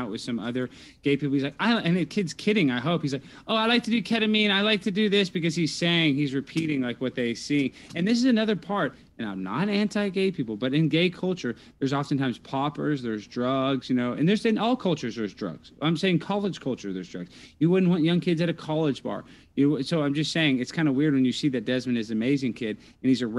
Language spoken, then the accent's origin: English; Dallas, Texas, United States; I'm from Texas. I talk kind of nasally. I don't know. I'm from Dallas